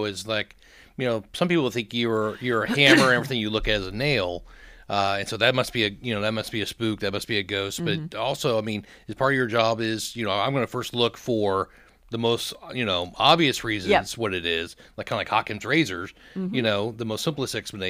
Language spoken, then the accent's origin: English; Kansas City, Missouri, United States; I'm from Kansas City. And so I remember moving down here.